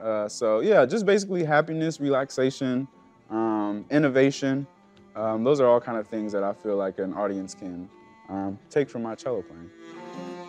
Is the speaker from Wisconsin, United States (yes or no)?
yes; Milwaukee, Wisconsin, United States; now in Chicago, United States; born and raised in Milwaukee, Wisconsin.